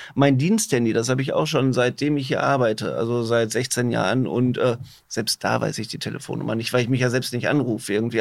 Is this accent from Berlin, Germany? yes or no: no; Herne, North Rhine-Westphalia, Germany; ich komme auch selber aus Wanne Eickel.